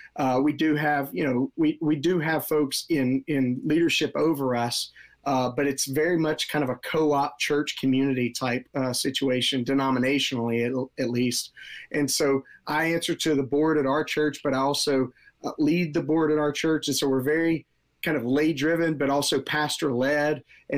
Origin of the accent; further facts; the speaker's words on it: Marietta, Georgia, United States; Yeah, Marietta, which is a northwest suburb of Atlanta.